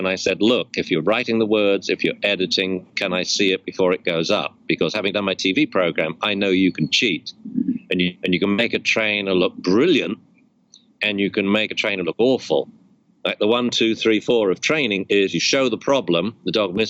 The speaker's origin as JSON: {"language": "English", "region": "England", "country": "United Kingdom", "moved": "yes", "said": "I'm English"}